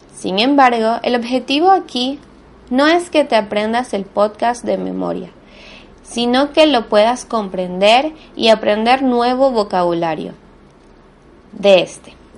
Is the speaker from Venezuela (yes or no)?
yes; Venezuela; first language Spanish; now in Buenos Aires, Argentina; soy de Venezuela, pero vivo actualmente en Buenos Aires, Argentina